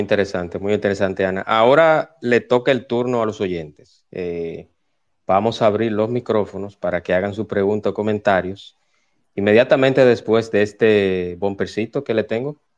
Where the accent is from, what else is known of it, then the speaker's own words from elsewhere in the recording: Santo Domingo, Distrito Nacional, Dominican Republic; moved away as an adult; now in Punta Cana, Dominican Republic; los que hemos nacido y nos hemos criado en barrios, que venimos de Santo Domingo